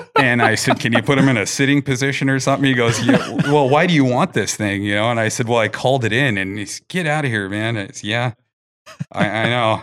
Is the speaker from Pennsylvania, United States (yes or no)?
no; Big Bear Lake, California, United States; now in Alaska, United States; I'm originally from Big Bear Lake, California